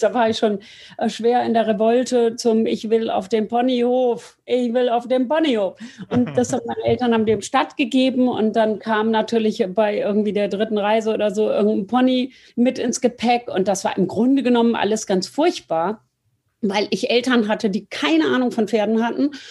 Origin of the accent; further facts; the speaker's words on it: near Frankfurt am Main, Hesse, Germany; ich bin bei Tomburg bei Frankfurt am Main aufgewachsen